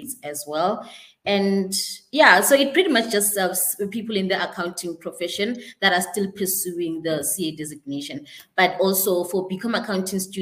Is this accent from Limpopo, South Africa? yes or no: yes; Polokwane, Limpopo, South Africa; moved away as an adult; now in Johannesburg, South Africa; I am originally from Limpopo in Polokwane